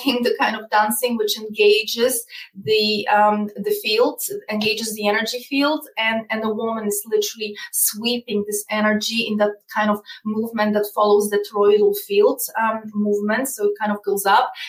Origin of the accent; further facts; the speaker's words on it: Poland; English is a second language; moved away; I come from Eastern Europe. I come from Poland specifically